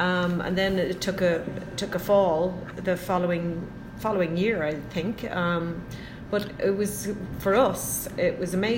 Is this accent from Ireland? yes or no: yes; Ireland; moved away as an adult; now in Calgary, Canada; I'm from Ireland, and where I was living, there was cows living literally across the road from my house.